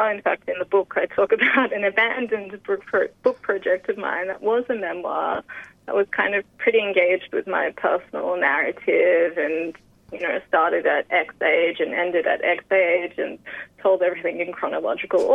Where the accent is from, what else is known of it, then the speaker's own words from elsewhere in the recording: Sydney, New South Wales, Australia; I was born in Western Sydney on Darug land